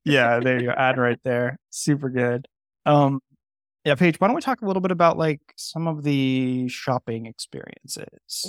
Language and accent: English; Bay Area, California, United States; moved away; I grew up in the Bay Area too. I'm, I'm from that area, even though I don't live there right now.